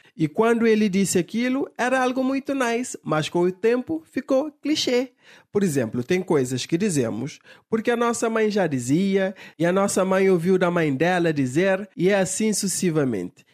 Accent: Cape Verde; todos os cabo-verdianos eram portugueses, porque até então pertencíamos a Portugal

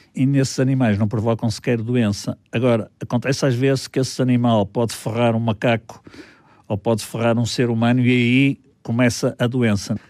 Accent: Porto, Norte, Portugal; also born or lived in Vila Real, Trás-os-Montes; Sou do Porto e comecei a minha vida em Trás-os-Montes

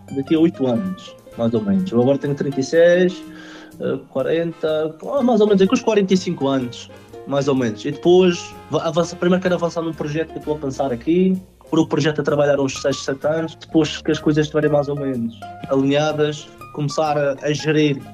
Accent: Madeira, Portugal; moved away as an adult; also born or lived in Jersey / Lisbon / Helsinki, Finland; now in Leipzig, Germany; A primeira vez que saí da Madeira eu tinha 19 anos

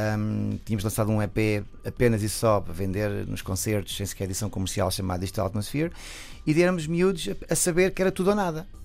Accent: Alcobaça, Centro, Portugal; Eu sou de Alcobaça, sou uma terra muito pequena

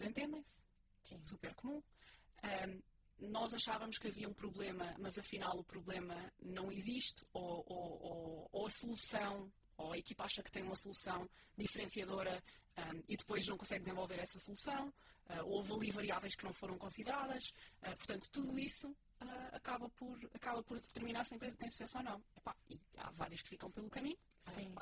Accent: Portugal; somos portugueses

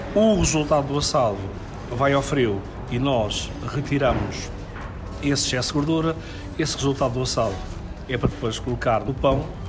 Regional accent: Lisbon, Portugal; era uma coisa tão comum em Lisboa, porque foi onde eu cresci

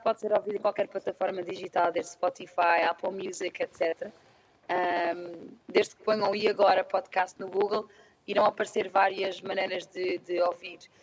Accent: Lisbon, Portugal; moved away as an adult; also born or lived in London; tenho 29 anos e sou de Lisboa.

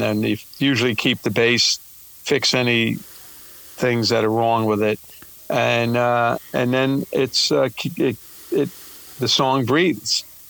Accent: New York City, New York, United States; I'm from New York and Brooklyn

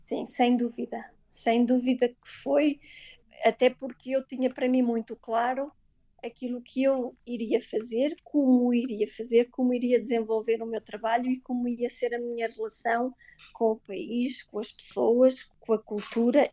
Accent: Portugal; moved away as an adult; ser portuguesa pelo mundo

